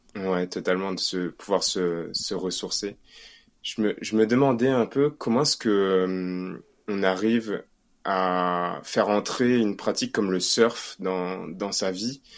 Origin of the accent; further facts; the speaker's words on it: Réunion; now in Paris, France; nous en tant que Réunionnais